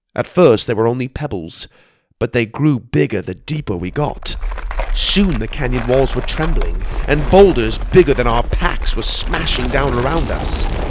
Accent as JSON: {"language": "English", "region": "Arizona", "country": "United States", "tie": "born or raised there", "said": "Growing up in Arizona, we went to the White Mountains quite a bit to get out of the heat"}